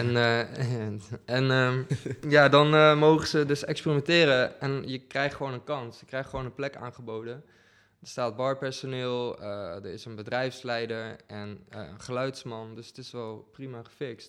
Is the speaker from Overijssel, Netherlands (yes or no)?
yes; Deventer, Overijssel, Netherlands; moved away as an adult; now in Utrecht, Netherlands; ik kom oorspronkelijk uit Deventer en ik woon hier nu dik zeven jaar